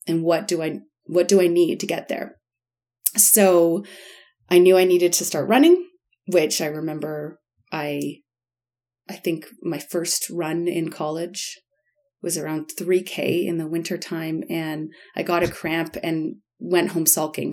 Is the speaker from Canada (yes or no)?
yes; Guelph, Ontario, Canada; moved away as an adult; also born or lived in Bamako, Mali; I grew up in Guelph